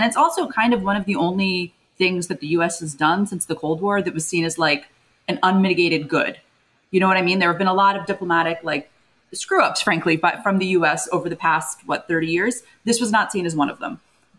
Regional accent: United States; as an American

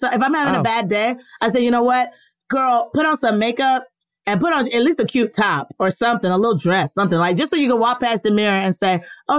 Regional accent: the South, United States; I'm from the South

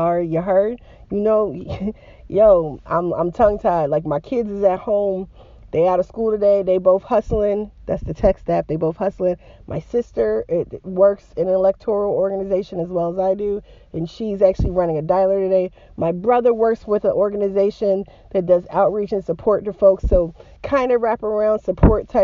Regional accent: Georgia, United States; also born or lived in Appalachia; my home state of Georgia.

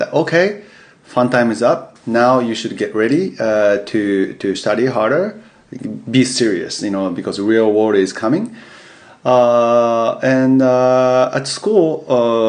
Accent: Yokohama, Kanagawa, Japan; English is a second language; moved away as an adult; also born or lived in United States; I was born and raised in Yokohama, Tokyo, near Tokyo, in Japan.

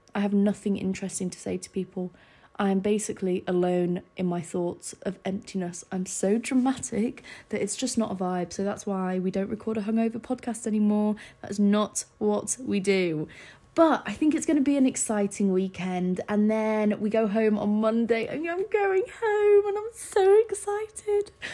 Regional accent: Scarborough, Yorkshire and the Humber, United Kingdom; born or raised there; moved away

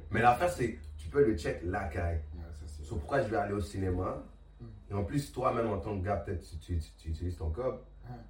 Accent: Montreal, Quebec, Canada; Ouais, on vient de Montréal.

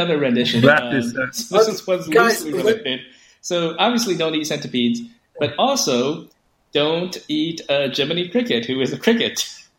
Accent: San Jose, California, United States; I'm from San Jose.

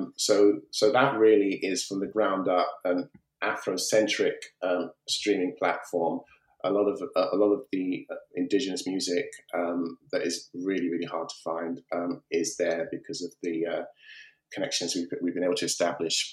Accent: United Kingdom; I'm a British African, British Nigerian, if you like. My heritage is Nigerian

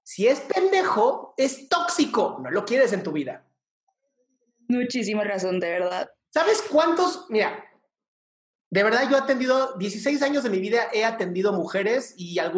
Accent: Costa Rica; Soy de Costa Rica

